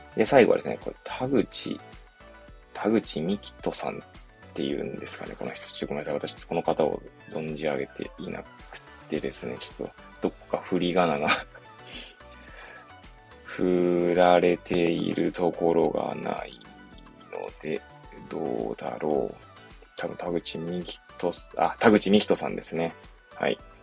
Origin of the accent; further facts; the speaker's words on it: Hachioji, Tokyo, Japan; 私の実家、まあ、東京の八王子ですけど